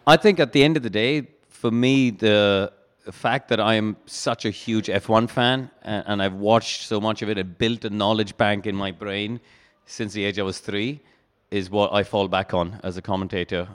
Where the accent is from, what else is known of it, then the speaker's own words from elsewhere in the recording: India; moved away as an adult; also born or lived in Brackley, England; growing up in India